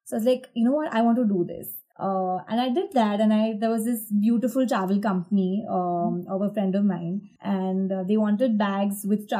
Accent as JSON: {"language": "English", "town": "Ahmedabad", "region": "Gujarat", "country": "India", "tie": "born or raised there", "said": "Yeah. I'm basically from Ahmedabad only."}